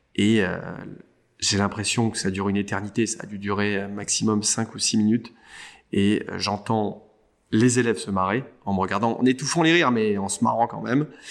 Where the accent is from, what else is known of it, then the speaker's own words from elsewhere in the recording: Saint-Cloud, Île-de-France, France; J'ai passé mon enfance euh, en banlieue parisienne, euh, Saint-Cloud, euh, qui est plutôt une banlieue chic